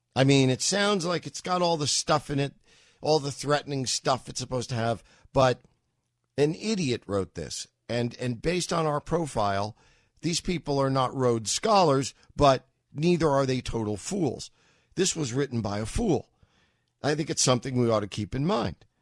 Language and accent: English; New York, United States; also born or lived in Los Angeles; having grown up as a New Yorker